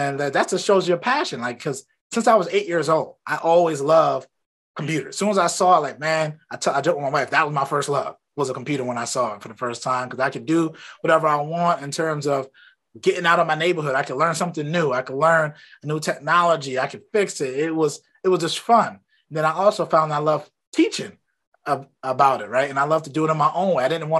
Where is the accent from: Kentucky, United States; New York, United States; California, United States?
New York, United States; Brooklyn; Then I know I grew up in Brooklyn.